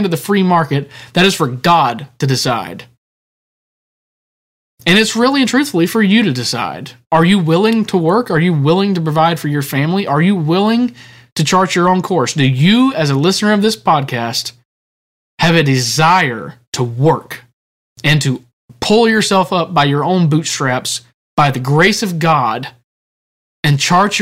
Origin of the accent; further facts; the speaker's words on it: United States; as American citizens